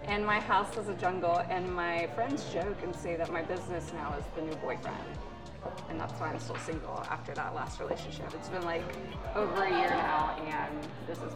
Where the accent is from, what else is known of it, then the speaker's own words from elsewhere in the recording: Westminster, South Carolina, United States; moved away as an adult; also born or lived in Atlanta, Georgia; now in Greenville, United States; So I grew up in a small town. Originally, I was born in Atlanta. We moved to a tiny town called Westminster, South Carolina.